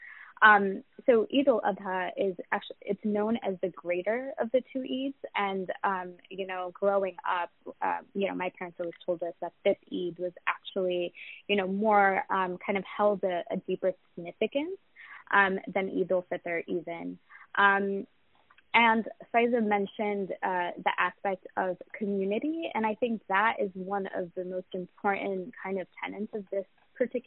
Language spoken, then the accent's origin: English; New York, United States; also born or lived in Pakistan; I actually grew up in New York, but I was born in Pakistan, and most of my family is still back there